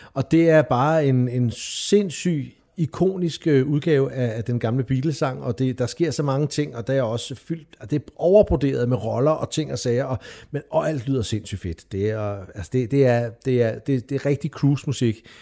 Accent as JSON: {"language": "Danish", "town": "Hvidovre", "region": "Capital Region of Denmark", "country": "Denmark", "tie": "born or raised there", "said": "jeg voksede op i Hvidovre, lige syd for København"}